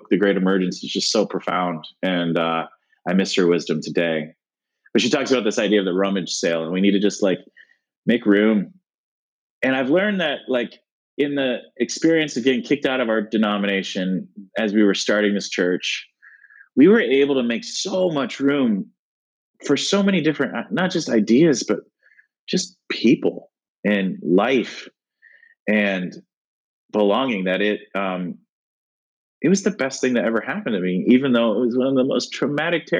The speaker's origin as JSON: {"language": "English", "country": "United States", "tie": "born or raised there", "said": "growing up in America"}